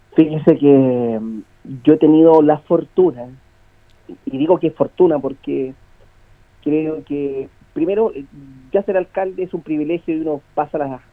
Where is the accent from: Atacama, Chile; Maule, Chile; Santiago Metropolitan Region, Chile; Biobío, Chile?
Maule, Chile; Linares; yo tengo 43 años, soy de Linares, voy a morir en Linares